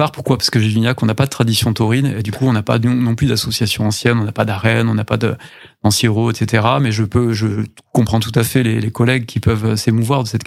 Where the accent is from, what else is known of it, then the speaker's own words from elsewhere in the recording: Saint-Gély-du-Fesc, Occitania, France; Mais globalement sur le sujet que vous évoquez, moi je suis de Saint-Gély-du-Fesque